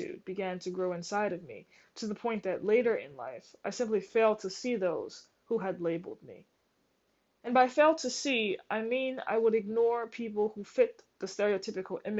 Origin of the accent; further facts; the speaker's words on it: New Orleans, Louisiana, United States; I grew up in New Orleans, in a middle-class family, in a two-parent home